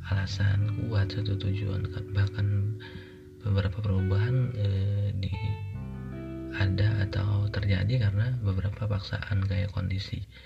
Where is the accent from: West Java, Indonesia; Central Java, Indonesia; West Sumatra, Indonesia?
West Java, Indonesia; Subang; aku kuliah di Bandung uh, dan dan itu rantau karena aku aslinya Subang